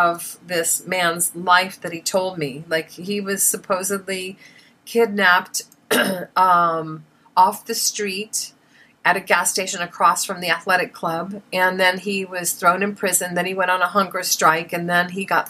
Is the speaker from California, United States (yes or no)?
no; Des Moines, Iowa, United States; moved away; also born or lived in Hollywood; growing up in Des Moines, Iowa